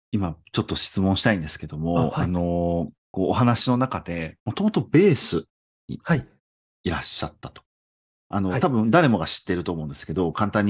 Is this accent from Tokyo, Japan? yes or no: no; Nagoya, Aichi, Japan; 僕も名古屋出身なんですけれども、やっぱり車社会なんですよ。